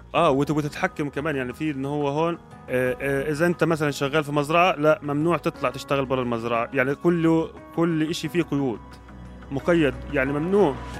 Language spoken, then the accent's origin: Arabic; Egypt; moved away as an adult; now in Jordan; انا كمصري